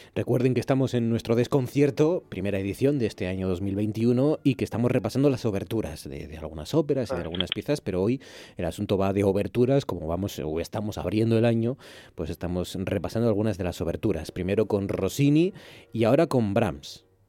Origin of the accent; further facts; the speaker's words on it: Gijón, Asturias, Spain; en Gijón somos grandones